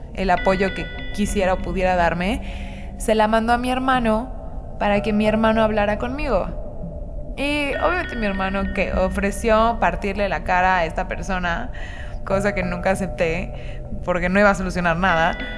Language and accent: Spanish; Mérida, Yucatán, Mexico; nací crecí en Mérida, Yucatán, que es una ciudad mm, en México